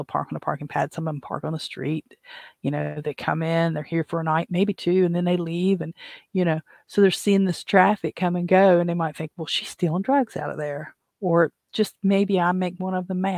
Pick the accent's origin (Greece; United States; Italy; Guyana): United States; West Virginia; I'm from West Virginia